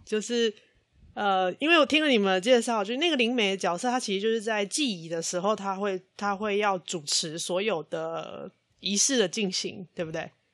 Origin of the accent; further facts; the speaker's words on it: Kaohsiung, Taiwan; 虽然我是高雄人